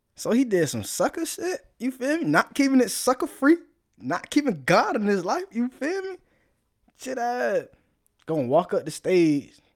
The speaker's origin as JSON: {"language": "English", "region": "South Florida", "country": "United States", "said": "I'm from South Florida, so, you know, vibing what we do. That's all we do down there"}